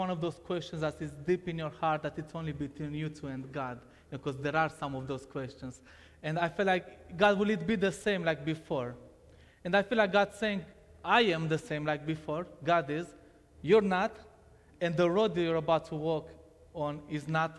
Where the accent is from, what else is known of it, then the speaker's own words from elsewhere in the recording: Romania; English is a second language; moved away; I was born in Romania in 1990, and for the first 4 years of my life, I lived with my parents.